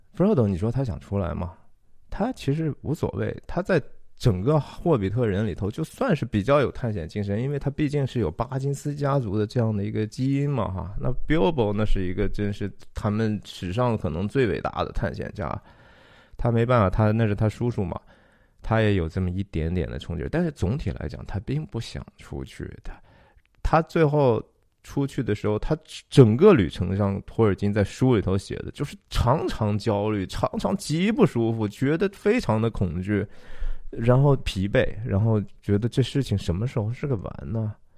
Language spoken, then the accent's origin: Chinese; Shanxi, China; 我是山西人